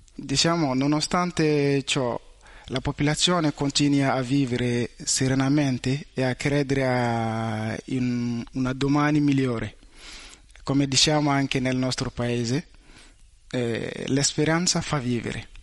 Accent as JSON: {"language": "Italian", "country": "Mali", "second_language": "Italian", "moved": "yes", "lives_now": "Italy", "said": "vengo dal Mali"}